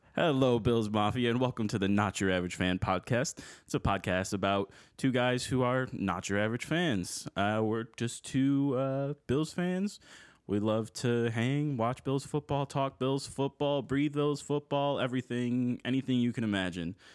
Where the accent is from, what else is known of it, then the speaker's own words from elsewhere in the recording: Buffalo, New York, United States; I am also born and raised in the Buffalo area